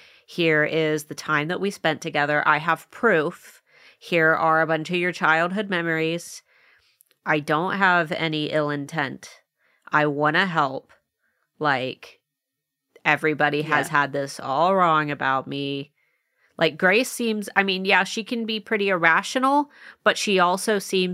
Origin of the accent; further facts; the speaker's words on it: Ohio, United States; I'm from Ohio, which is about as far away from Hawaii as I could probably be, aside from, you